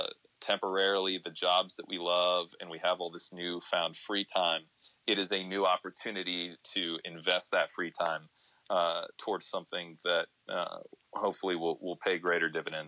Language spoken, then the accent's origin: English; Columbus, Ohio, United States; moved away as an adult; also born or lived in East Coast; now in Seattle, United States; I was working in local radio in Columbus, Ohio, which was my hometown